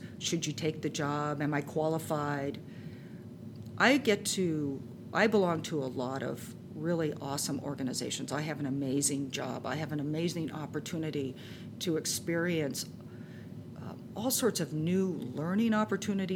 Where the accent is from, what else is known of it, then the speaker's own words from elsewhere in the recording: Orange County, Southern California, United States; moved away as an adult; also born or lived in upstate New York / San Francisco area; I grew up in Southern California in Orange County, and I moved to upstate New York.